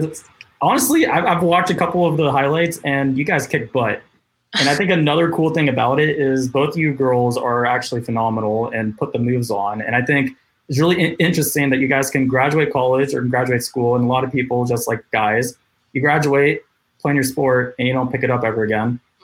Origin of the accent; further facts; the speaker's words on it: Thousand Oaks, Agoura, Calabasas area, California, United States; I mean, we're from the Thousand Oaks, Agoura, Calabasas area